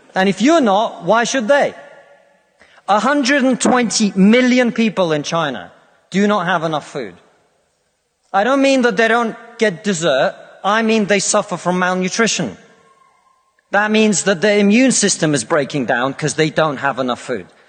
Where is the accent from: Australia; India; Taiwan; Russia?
Russia; now in United Kingdom